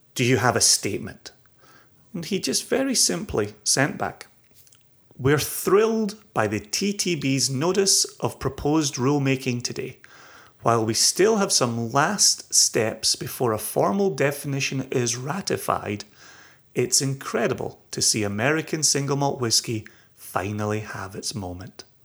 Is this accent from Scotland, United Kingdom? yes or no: yes; Scotland, United Kingdom